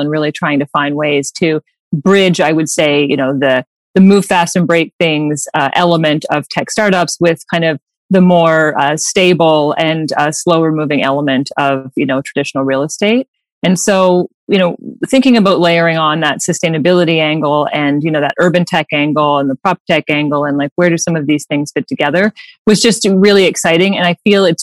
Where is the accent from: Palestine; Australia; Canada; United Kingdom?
Canada; East Coast of Canada; am from the East Coast of Canada. My husband and I are from the same town of 1,000 people